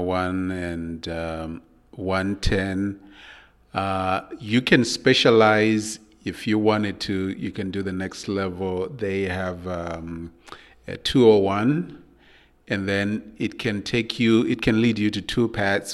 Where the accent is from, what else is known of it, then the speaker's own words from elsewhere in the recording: Zimbabwe; moved away as an adult; also born or lived in London, United Kingdom; I moved to London to pursue my education. I was coming from Zimbabwe